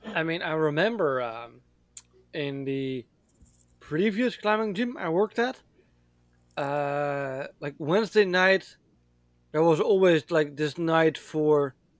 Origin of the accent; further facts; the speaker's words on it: Netherlands; moved away; I was born and raised in the Netherlands